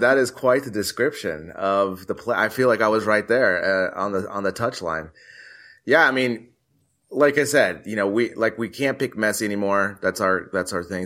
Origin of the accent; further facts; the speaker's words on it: United States; me being American